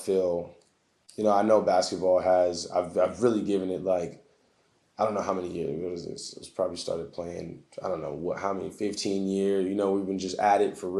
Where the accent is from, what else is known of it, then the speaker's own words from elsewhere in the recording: United States; So right now I currently play for the Portuguese national team. So as an American with our USA team being so stacked